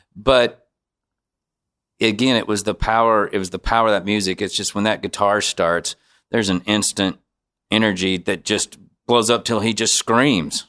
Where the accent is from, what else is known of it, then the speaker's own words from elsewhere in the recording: Bowling Green, Missouri, United States; I grew up in Bowling Green, Missouri, so, uh, that's like seventy miles north of Saint Louis